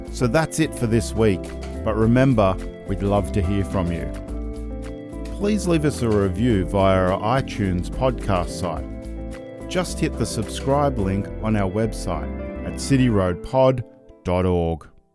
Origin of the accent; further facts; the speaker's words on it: Australia; as an Australian